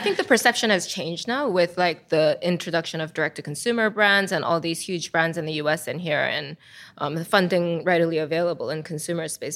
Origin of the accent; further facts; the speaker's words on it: South Korea; moved away; Because I'm from Korea